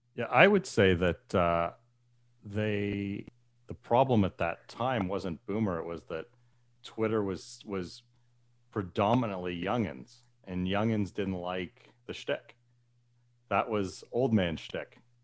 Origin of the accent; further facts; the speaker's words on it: Canada; as a Canadian who used to travel to the States a lot